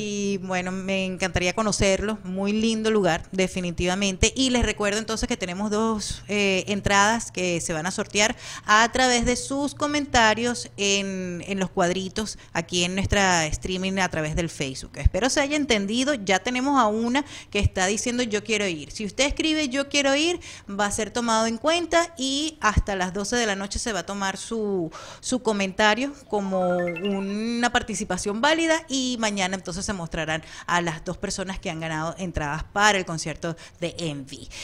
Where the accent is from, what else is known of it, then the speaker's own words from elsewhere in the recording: Maracaibo, Zulia, Venezuela; accent: maracucho; now in Phoenix, United States; yo soy medio maracucha también, ¿no? Eh, venimos de una región es muy particular de, Venezuela en el occidente de, nuestro país